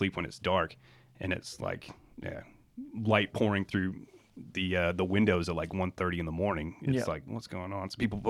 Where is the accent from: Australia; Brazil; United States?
United States; accent: Kiwi; now in New Zealand; They had me in the 80s and I was born in the States and then came here for like the first, I think, 2 or 3 years of my life.